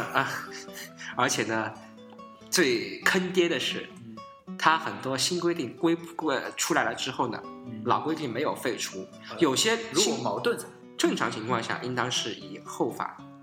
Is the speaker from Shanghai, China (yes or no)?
no; Zhenjiang, Jiangsu, China; 我来自的郑家